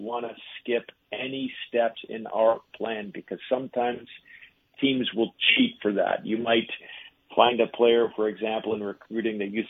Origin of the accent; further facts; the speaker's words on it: Toronto, Ontario, Canada; moved away as an adult; also born or lived in Winnipeg; now in Vermont, United States; I come from Toronto, which is kind of the mecca of hockey